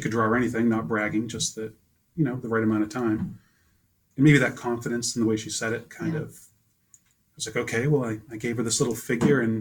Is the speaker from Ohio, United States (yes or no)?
no; Taunton, Massachusetts, United States; accent: Boston; moved away as an adult; also born or lived in Brazil; now in Standish, United States; I was born in Taunton, Massachusetts